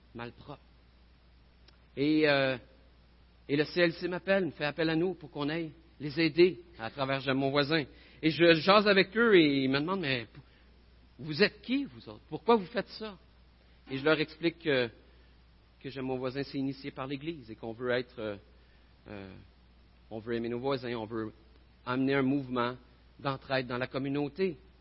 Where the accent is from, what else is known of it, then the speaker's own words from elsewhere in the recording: New York, United States; French is a second language; je viens de New York